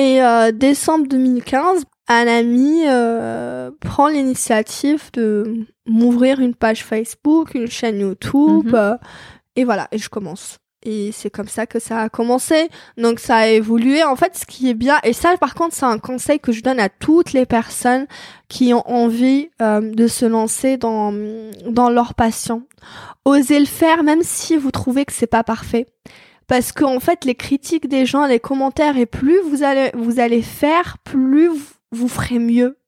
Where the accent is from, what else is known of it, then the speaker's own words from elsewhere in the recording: Algeria; moved away; je suis algérienne